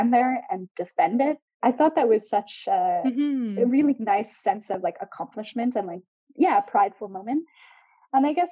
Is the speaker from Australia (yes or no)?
no; Canada; I'm from Canada where our whole western coast lights on fire